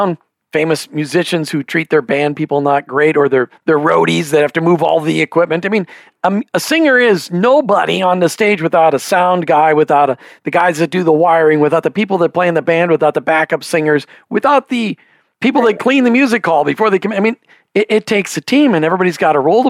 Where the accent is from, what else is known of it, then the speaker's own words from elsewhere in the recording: Minnesota, United States; I grew up in Minnesota